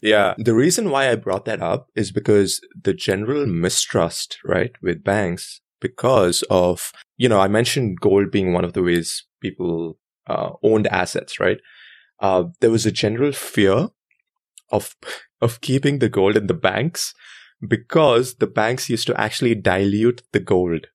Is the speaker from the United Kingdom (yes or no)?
no; India; moved away as an adult; also born or lived in New York City, United States; now in United States; I was born there, and I lived there for twenty-two years